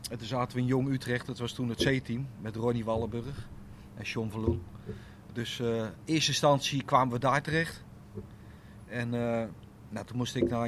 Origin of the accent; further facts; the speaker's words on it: Italy; Omdat ik als Italiaan, met een Italiaans paspoort, eh, daar niet eh, eh, zeg maar, daar niet kon voetballen